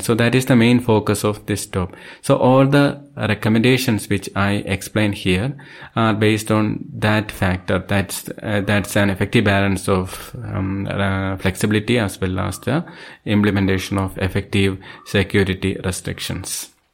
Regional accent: Thiruvananthapuram, Kerala, India; I am from Thiruvananthapuram, Kerala State.

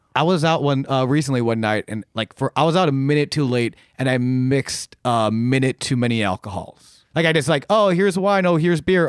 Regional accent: Buffalo, New York, United States; moved away as an adult; I come from Buffalo, New York, um, where I did stand-up for many, many years back there

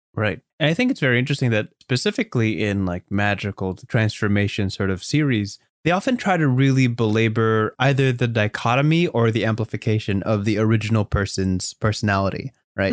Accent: United States

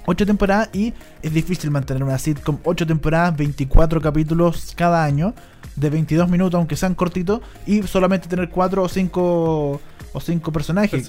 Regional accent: Chile

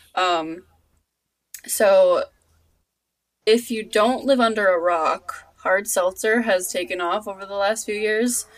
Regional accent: Long Island, New York, United States; my hometown has a has a a, a seltzer place somewhere out on like the island

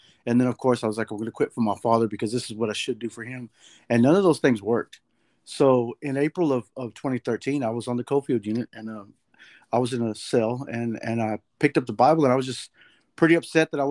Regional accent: Dallas, Texas, United States; I'm from Dallas, Texas

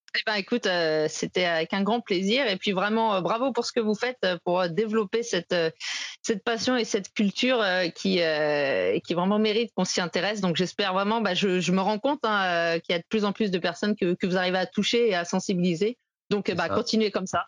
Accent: Saint-Étienne, Auvergne-Rhône-Alpes, France; j'ai grandi à Saint-Etienne

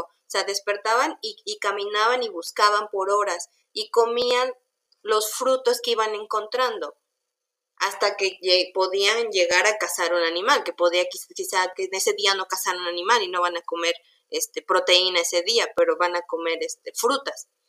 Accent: Mexico; como mexicanos

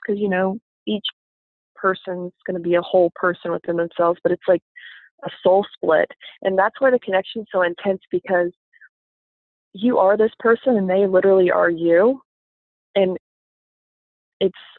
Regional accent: the Bible Belt, United States; I grew up in the Bible Belt and it's mostly Baptist here

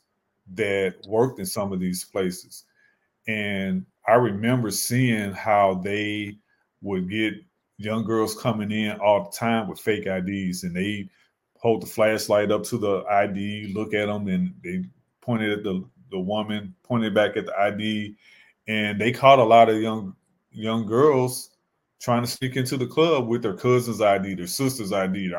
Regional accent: Hazelwood, Missouri, United States; I went to Hazelwood Central, graduated in 1990

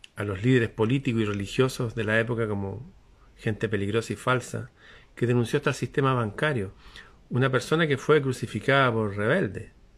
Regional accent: Chile

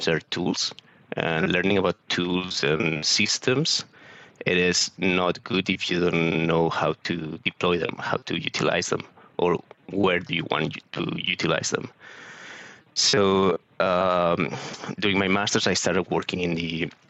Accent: Barcelona, Catalonia, Spain; moved away; also born or lived in Southampton; I'm originally from Barcelona, so I studied geography in the University of Barcelona

